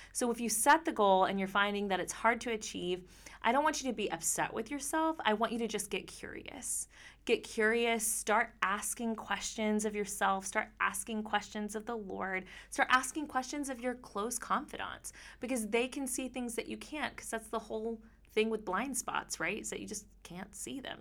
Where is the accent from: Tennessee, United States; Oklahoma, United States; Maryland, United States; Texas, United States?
Texas, United States; I'm from Texas.